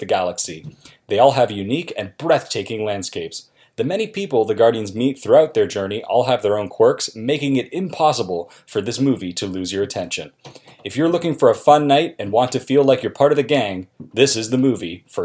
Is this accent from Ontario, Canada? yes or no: yes; Milton, Ontario, Canada; moved away as an adult; now in Oshawa, Canada; I'm originally from Milton, Ontario.